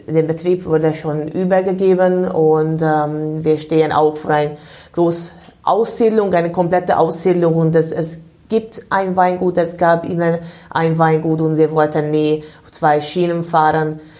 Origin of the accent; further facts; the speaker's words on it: Budapest, Hungary; moved away as an adult; now in Germany; Also ich komme aus Ungarn, bin in Budapest geboren.